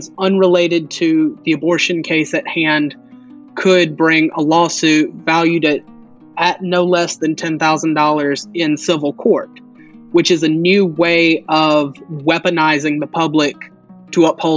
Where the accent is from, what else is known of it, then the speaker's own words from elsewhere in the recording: Meridian, Mississippi, United States; now in Boston, United States; I'm from Meridian, Mississippi, but I'm currently living in Boston, Massachusetts